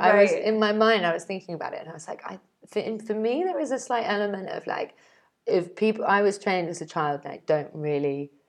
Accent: England, United Kingdom; I'm English

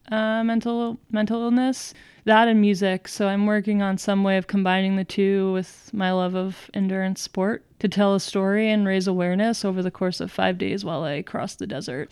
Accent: Montclair, New Jersey, United States; I am from Montclair, New Jersey

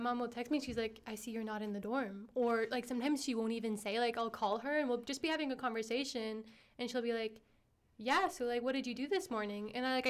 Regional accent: Canada; I am not from the U.S., but I'm from Canada, so kind of just similar lifestyle growing up in North America. But my parents, our ethnicity is Armenian

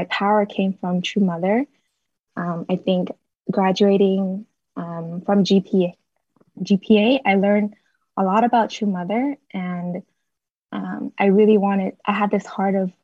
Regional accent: Boston, Massachusetts, United States; moved away as an adult; also born or lived in Bay Area, California; I'm originally from Boston

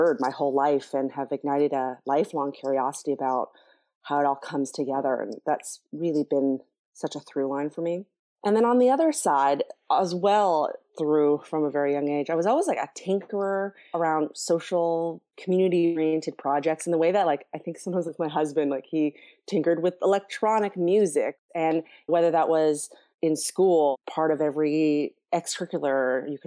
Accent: Toronto, Ontario, Canada; I was born and raised in Toronto in an interracial family

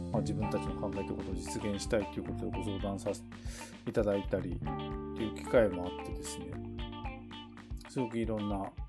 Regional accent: Tokachi, Hokkaido, Japan; 僕らの地元の十勝

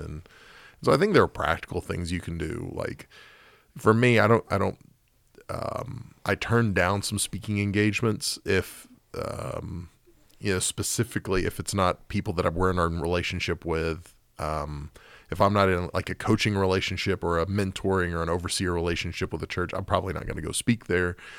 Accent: Oklahoma City, Oklahoma, United States; when I was growing up in Oklahoma City

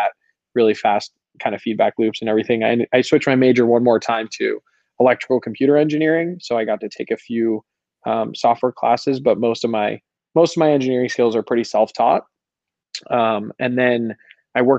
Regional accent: Colorado, United States; I was born and raised in Colorado

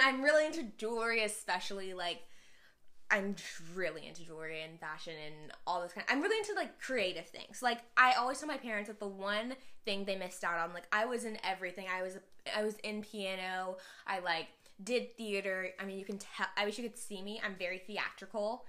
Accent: Houston, Texas, United States; I'm from Houston.

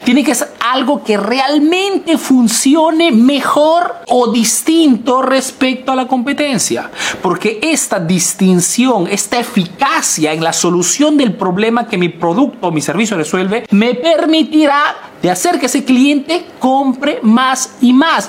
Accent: Peru; now in Italy

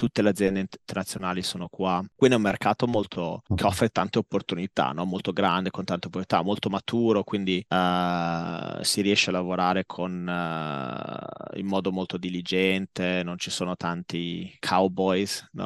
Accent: Modena, Emilia-Romagna, Italy; moved away as an adult; also born or lived in London; now in Tokyo, Japan; Io sono, uh, sono, originario di Modena, Ho, sono nato e cresciuto a Modena

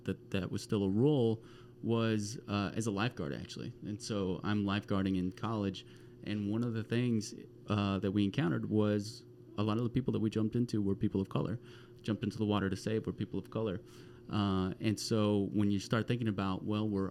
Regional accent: Arlington, Texas, United States; I grew up in Arlington, Texas, which is between Fort Worth and Dallas

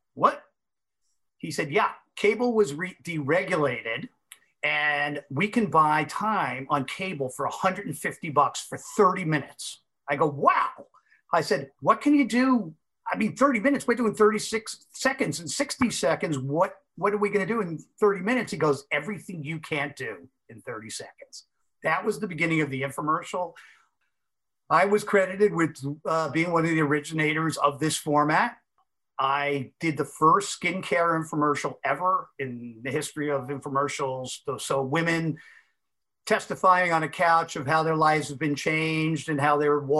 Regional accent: Massapequa Park, New York, United States; I'm from Massapequa Park

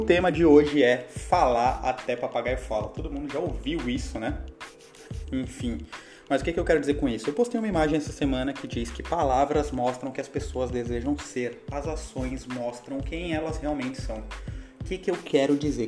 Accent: Baixada Santista, São Paulo, Brazil; moved away; A gente, lá da onde eu vim, lá da Baixada Santista, a gente chama de garganta

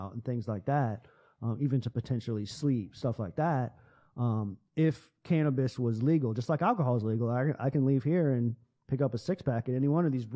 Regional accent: United States; we as American citizens

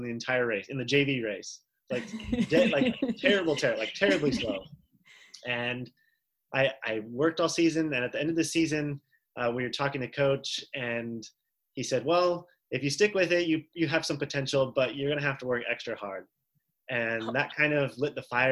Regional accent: Florida, United States; I'm from Florida. I wear flip-flops year round

